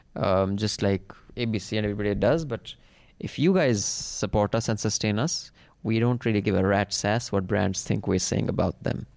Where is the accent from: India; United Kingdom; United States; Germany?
India; as an Indian